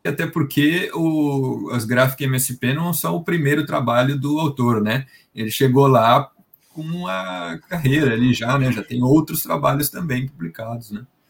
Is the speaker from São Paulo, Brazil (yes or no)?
yes; interior of São Paulo, Brazil; Sou de São Paulo interior de São Paulo